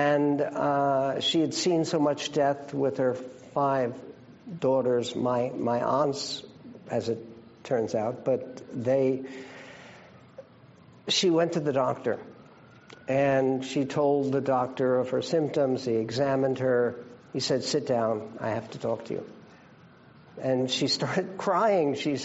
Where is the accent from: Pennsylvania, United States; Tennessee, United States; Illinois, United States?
Pennsylvania, United States; Philadelphia; I was born in Philadelphia